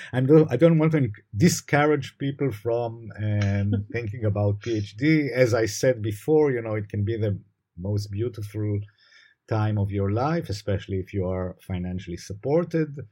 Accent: Jerusalem, Jerusalem District, Israel; also born or lived in Haifa; I was born in Jerusalem. I was raised in Jerusalem.

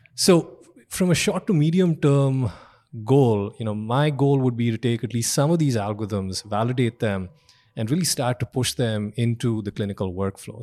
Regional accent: India; moved away as an adult; also born or lived in Austin, Texas; now in United States; I'm an immigrant. I grew up in India.

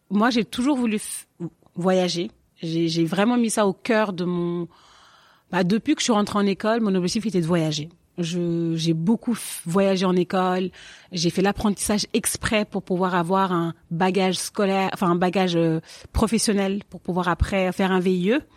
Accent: Paris, Île-de-France, France; also born or lived in Senegal / Marne-la-Vallée; j'ai 31 ans. Je suis née à Paris et mon enfant, je l'ai un peu passé un pas à Paris, un peu au Sénégal, un peu en banlieue parisienne, dans le 77, à Marne-la-Vallée.

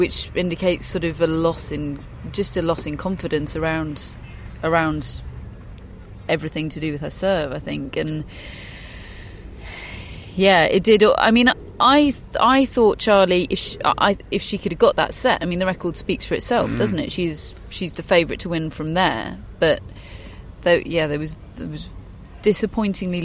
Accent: United Kingdom; as a Brit

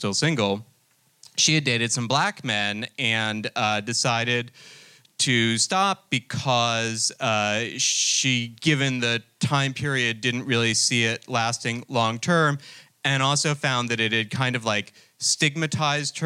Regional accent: New Jersey, United States; I'm actually from New Jersey

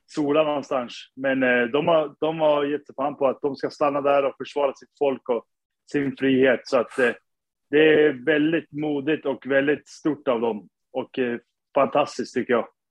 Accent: Sundsvall, Västernorrland County, Sweden; moved away as an adult; now in New York, United States; Jag är född och uppvuxen i Sundsvall

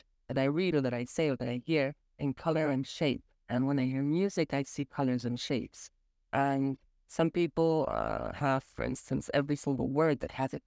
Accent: Berlin, Germany; now in Geneva, Switzerland; I am opera singer from Berlin

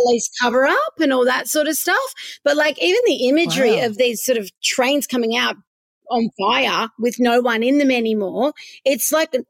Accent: Melbourne, Victoria, Australia; also born or lived in Perth; Now, I'm half from Perth, half from Melbourne. And when I was in Melbourne, I always lived in St Kilda.

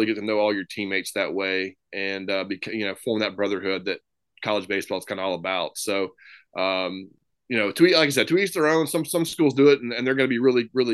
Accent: Memphis, Tennessee, United States; come back home and coach in my hometown

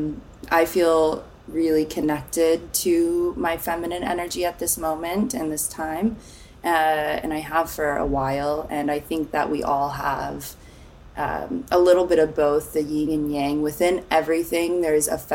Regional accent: Nashville, Tennessee, United States; moved away as an adult; also born or lived in Phoenix, Arizona / California / New York; now in Los Angeles, United States; I grew up mostly in Nashville, Tennessee, a Tennessee honey. And I was born in Phoenix, and we moved all around. We were in California for a little bit, but mostly Nashville.

